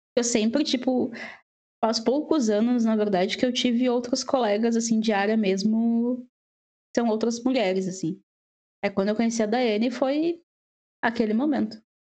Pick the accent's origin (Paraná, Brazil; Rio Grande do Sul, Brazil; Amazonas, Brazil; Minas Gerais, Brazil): Rio Grande do Sul, Brazil; Porto Alegre; moved away as an adult; now in Ireland; eu sou da Porto Alegre